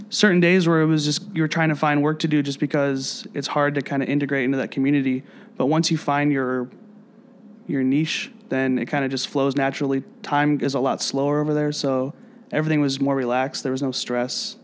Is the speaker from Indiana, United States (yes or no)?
yes; South Bend, Indiana, United States; moved away as an adult; also born or lived in Ecuador; now in Chicago, United States; I'm originally from Northern Indiana, so like an hour and a half away from here